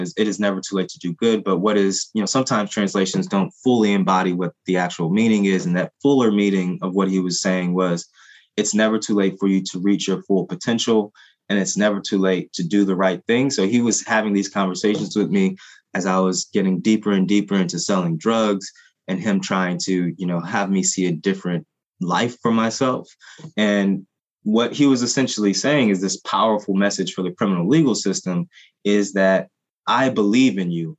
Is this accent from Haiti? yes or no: yes; Haiti; first language Haitian Creole; English is a second language; now in United States; my family and I are Haitian. We're, you know, we're immigrants. And the first language that, you know, Haitian Creole was my first language